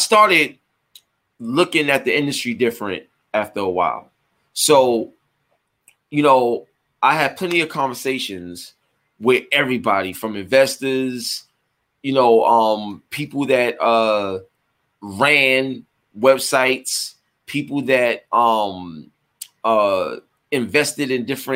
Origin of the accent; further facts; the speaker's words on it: New York City, New York, United States; I grew up in East New York, Brooklyn